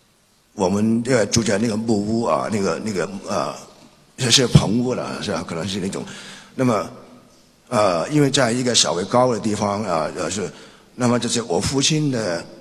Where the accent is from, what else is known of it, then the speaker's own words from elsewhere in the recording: Guangzhou, Guangdong, China; born there; 那么的我其实我是在广州出生，所以也可以算是半个广州人。